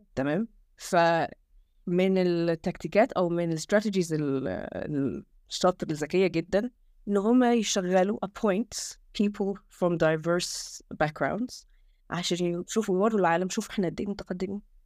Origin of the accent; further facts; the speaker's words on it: Egypt; now in England, United Kingdom; احنا احنا كشعب